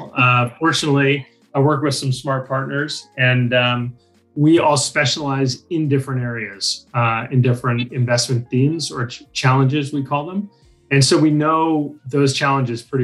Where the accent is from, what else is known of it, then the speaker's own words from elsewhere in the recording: San Francisco Bay Area, California, United States; moved away as an adult; now in Australia; I'm originally from the San Francisco Bay Area, relocated to Australia about 25 years ago